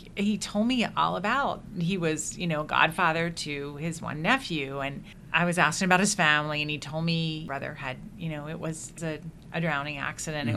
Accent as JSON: {"language": "English", "region": "Indiana", "country": "United States", "tie": "born or raised there", "also_born_or_lived": "Philadelphia / Washington, D.C.", "said": "we did move to Indiana when I was very young"}